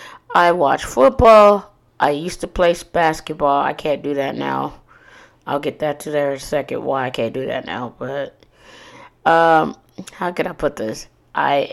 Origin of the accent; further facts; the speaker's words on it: Corpus Christi, Texas, United States; Born and raised in Corpus Christi, Texas